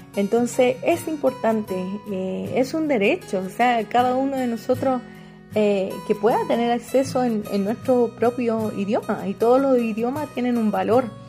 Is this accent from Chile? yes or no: yes; Chile; first language Spanish; moved away as an adult; also born or lived in Equatorial Guinea; now in Costa Rica; yo soy chilena